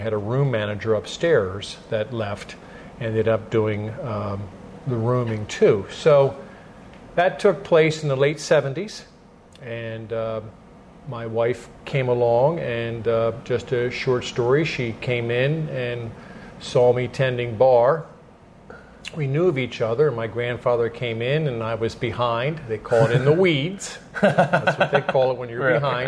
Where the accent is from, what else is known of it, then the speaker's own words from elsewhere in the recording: Phoenixville, Pennsylvania, United States; I was born and raised in Phoenixville, actually Kimmerton, and I was born and raised on a dairy farm